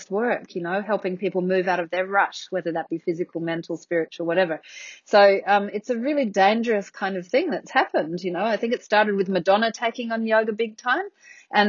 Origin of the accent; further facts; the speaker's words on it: Australia; also born or lived in Athens, Greece; I came back to Australia